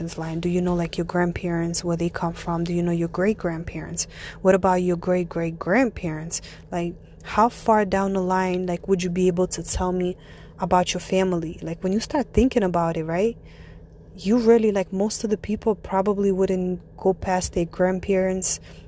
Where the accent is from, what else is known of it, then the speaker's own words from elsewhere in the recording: Ivanovo, Ivanovo Oblast, Russia; now in United States; I am born and raised Russian. I come from a city. It's called the City of Brides. It's called Ivanova, and it's located not too far from Moscow